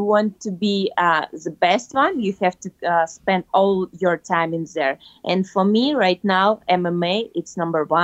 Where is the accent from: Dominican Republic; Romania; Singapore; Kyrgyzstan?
Kyrgyzstan; moved away; my home country, in Kyrgyzstan